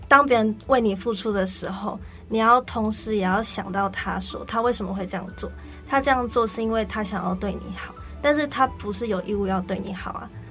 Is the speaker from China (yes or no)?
no; Taipei, Taiwan; 我就是那种土生土长的台北小孩，哦。然后又是独生女